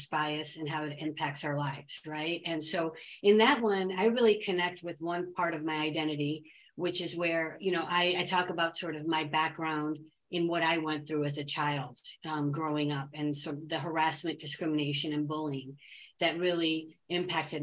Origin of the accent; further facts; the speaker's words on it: United States; I was born and raised here in America